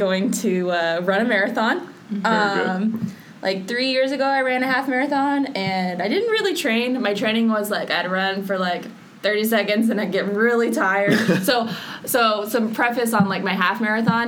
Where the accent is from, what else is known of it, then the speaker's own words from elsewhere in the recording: Oklahoma City, Oklahoma, United States; I'm from Oklahoma City